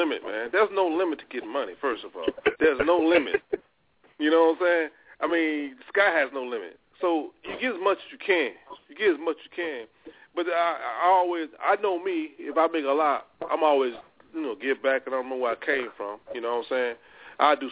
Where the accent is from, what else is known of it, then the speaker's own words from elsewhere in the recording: Louisiana, United States; I'm from Louisiana.